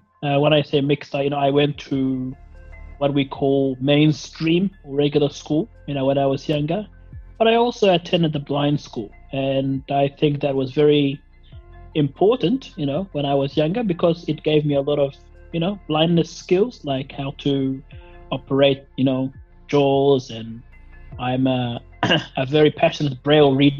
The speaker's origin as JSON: {"language": "English", "country": "Australia", "tie": "born or raised there", "also_born_or_lived": "Somalia", "said": "I was born in Somalia, but I came to Australia very, very young, about 3.5 or 4.5 years old, back in 1996."}